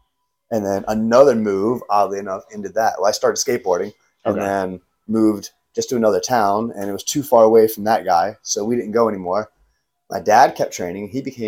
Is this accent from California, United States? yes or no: no; Virginia, United States; born or raised there; also born or lived in Savannah, Georgia